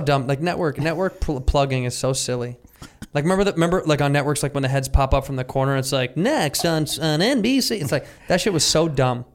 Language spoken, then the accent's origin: English; Midwest, United States; moved away; I'm from the Midwest